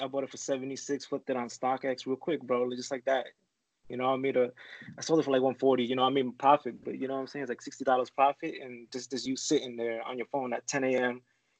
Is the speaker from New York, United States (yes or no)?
yes; New York City, New York, United States; I'm from Queens, New York.